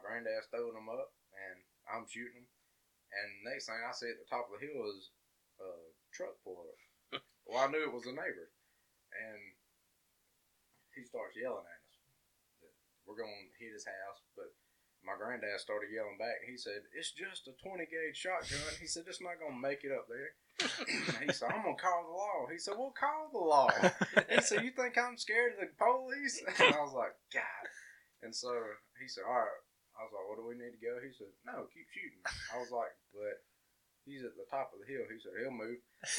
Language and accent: English; Alabama, United States; And I guess growing up in Walker County, like, we do stuff a lot different here